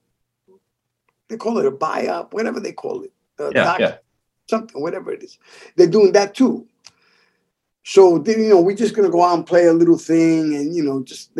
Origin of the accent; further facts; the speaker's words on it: New York City, New York, United States; moved away as an adult; now in St. Petersburg, United States; I'm from the South Bronx